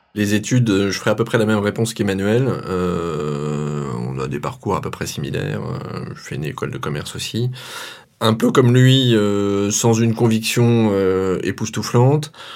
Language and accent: French; Auvergne-Rhône-Alpes, France; now in Sarthe, France; natif d'Auvergne et sartois maintenant